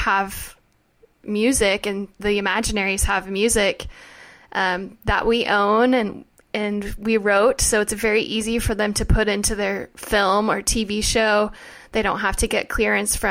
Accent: Oklahoma, United States; moved away as an adult; now in Los Angeles, United States; we are both from Oklahoma

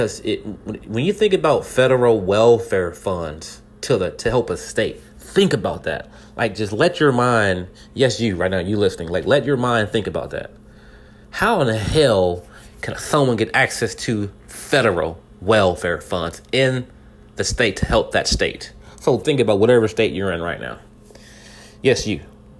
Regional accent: California, United States; now in Texas, United States; I'm in Texas right now. All right? I was born in California.

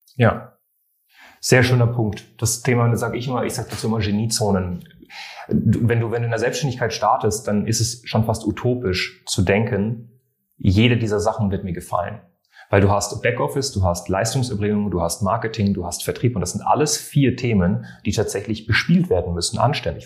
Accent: France; ich bin Franzose

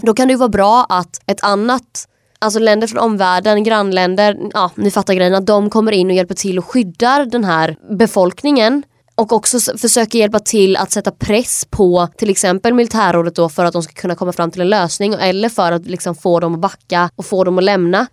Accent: Kalmar, Kalmar County, Sweden; jag är från Kalmar det är liksom en kuststad

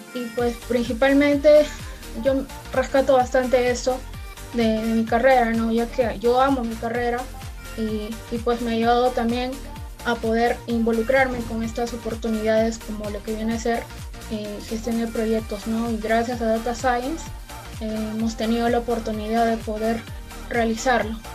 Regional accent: La Libertad, Peru; soy de La Libertad

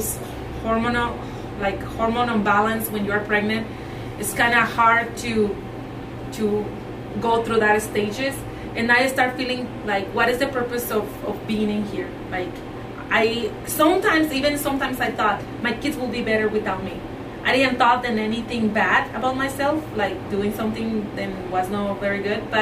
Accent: Chihuahua, Mexico; English is a second language; moved away as an adult; also born or lived in Arizona; now in St. George, United States; I was born and raised in Mexico. I'm from Chihuahua, Mexico.

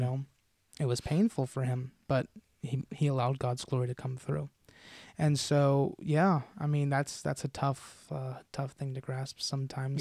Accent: United States; as American followers of Christ

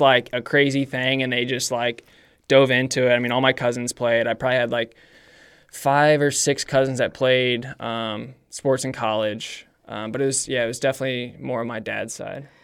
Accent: Brownsburg, Indiana, United States; I grew up in Brownsburg, Indiana. Um, basically born and raised there, lived in the same house for twenty-six

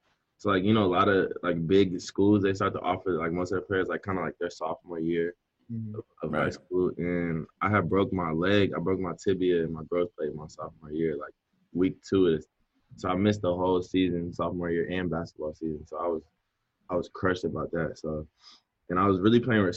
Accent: New Orleans, Louisiana, United States; moved away; me growing up in New Orleans, being my hometown

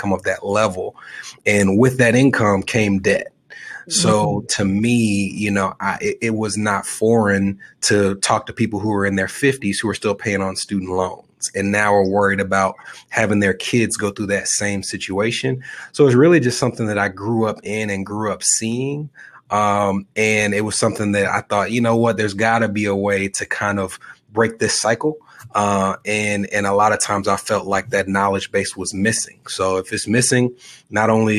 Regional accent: Nashville, Tennessee, United States; I was born and raised in Nashville

